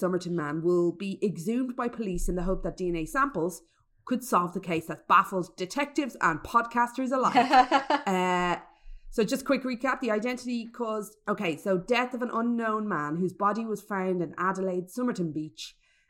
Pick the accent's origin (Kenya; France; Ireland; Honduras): Ireland; the Irish, as Irish people, we got far and wide.